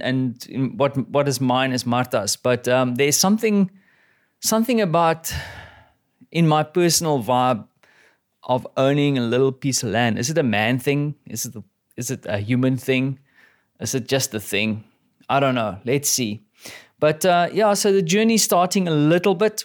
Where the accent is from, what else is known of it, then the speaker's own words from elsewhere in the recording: South Africa; now in Poland; I'm a South African